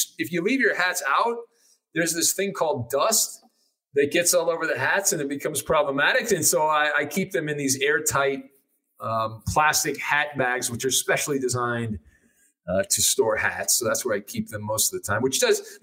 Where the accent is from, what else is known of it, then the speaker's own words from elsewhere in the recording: United States; accent: Yankee; My weird Yankee accent